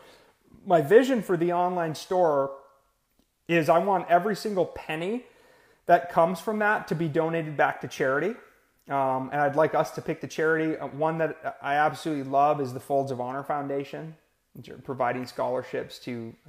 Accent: Brainerd, Minnesota, United States; now in Austin, United States; I'm from Minnesota, born and raised in Brainerd, Minnesota. I live in Austin, Texas now

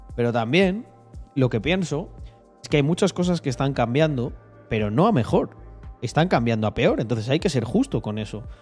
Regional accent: Spain; soy de España

